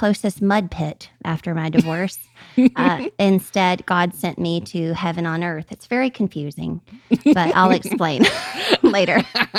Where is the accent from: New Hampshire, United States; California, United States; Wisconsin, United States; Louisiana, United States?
Louisiana, United States; Baton Rouge; moved away as an adult; now in Texas, United States; I was raised in Baton Rouge. My neighbors were French Creole, prayed in French, cussed in French, Cajun French. I was raised in Cajun French.